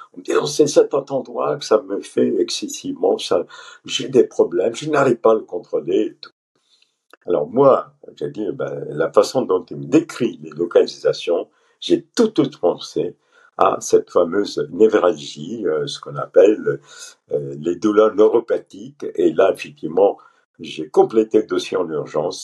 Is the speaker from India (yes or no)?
yes; Pondicherry, Puducherry, India; moved away as an adult; also born or lived in Paris, France; moi je suis euh, d'origine pondichérienne. Pondichéry était un ancien compteur français hein, euh, en Inde. J'insiste en disant comptoir et non colonie, hein, comptoir français. J'ai fait toutes mes études au lycée français à Pondichéry